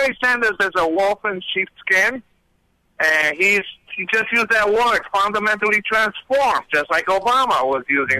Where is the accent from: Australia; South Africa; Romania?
Romania; now in Queens, New York, United States; I was born in Romania.